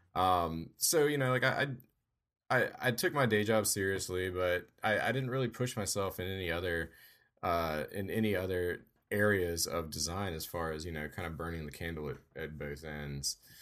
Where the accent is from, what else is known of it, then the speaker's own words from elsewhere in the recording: Louisiana, United States; moved away as an adult; now in Georgia, United States; I'm from Louisiana, and I kinda currently split time between Louisiana and Georgia